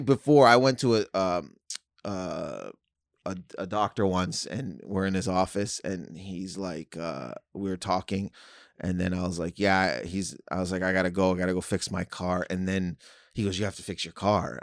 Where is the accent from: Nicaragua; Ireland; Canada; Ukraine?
Canada; I'm from Canada, so I went to school